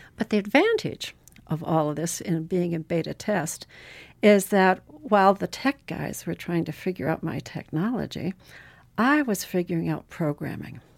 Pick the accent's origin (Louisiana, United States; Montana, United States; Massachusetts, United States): Montana, United States; Butte; moved away; also born or lived in Chile / Alaska; as a child, I grew up in Butte, Montana